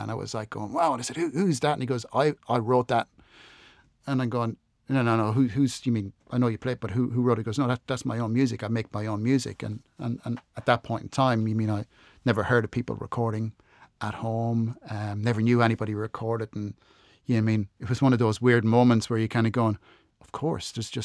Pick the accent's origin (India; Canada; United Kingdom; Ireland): Ireland; moved away as an adult; also born or lived in Adelaide, Australia; now in Melbourne, Australia; I'm Irish and I'm from the Republic, so the south of Ireland